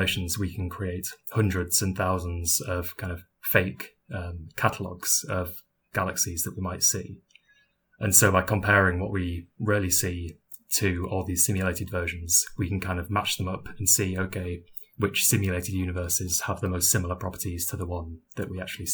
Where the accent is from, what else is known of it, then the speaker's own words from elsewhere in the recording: United Kingdom; now in Durham, United Kingdom; as you might be able to tell by my voice, I'm British